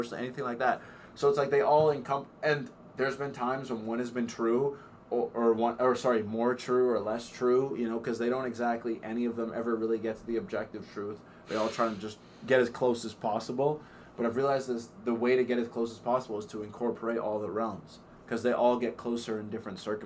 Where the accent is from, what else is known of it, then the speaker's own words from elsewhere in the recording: Canada; I'm Canadian